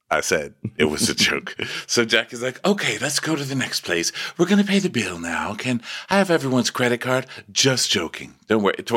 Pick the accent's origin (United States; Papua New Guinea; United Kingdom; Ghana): Ghana; Africans do not play when it comes to career. I'm from Ghana.